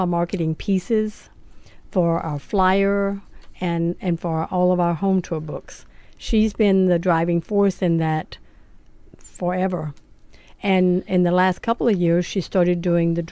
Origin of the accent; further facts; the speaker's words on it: South Carolina, United States; also born or lived in Manhattan, New York; now in California, United States; My last move was from Manhattan, but I grew up in South Carolina.